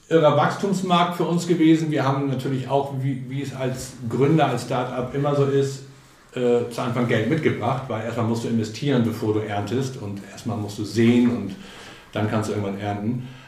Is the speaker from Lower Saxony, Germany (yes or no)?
yes; Buchholz in der Nordheide, Lower Saxony, Germany; also born or lived in Berlin; Ich komme ja hier aus der Gegend. Ich bin äh, 1967 mit meinen Eltern aus Berlin hierher gezogen und mein Vater war hier Zahnarzt in Buchholz in der Nordheide und hier bin ich aufgewachsen